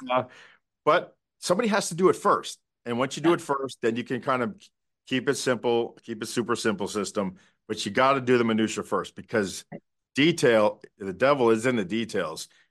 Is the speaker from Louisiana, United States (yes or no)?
no; South Florida, United States; moved away; also born or lived in Dallas; we're all from South Florida